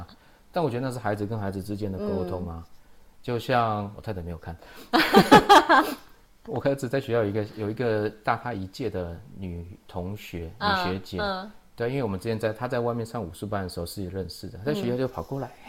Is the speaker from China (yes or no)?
no; Taiwan; 对那也就是因为小时候我在眷村长大啊，